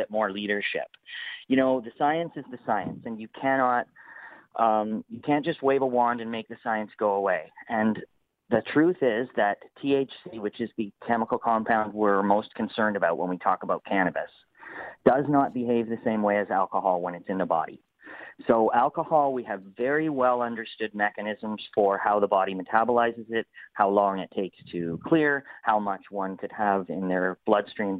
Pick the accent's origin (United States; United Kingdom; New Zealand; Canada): Canada; we're pretty close to being American. So as go the Americans, likely so go the Canadians